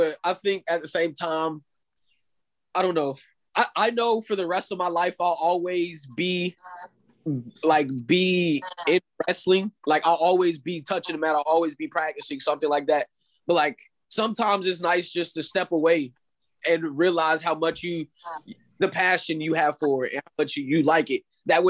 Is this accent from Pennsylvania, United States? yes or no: no; Daytona, Florida, United States; born there; Yes, sir. I was born here. I was born in Daytona.